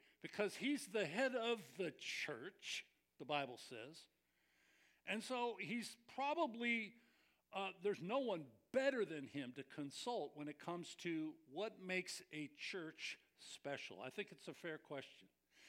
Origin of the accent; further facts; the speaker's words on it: Scotland, United Kingdom; I'm Scottish. I'm cheap.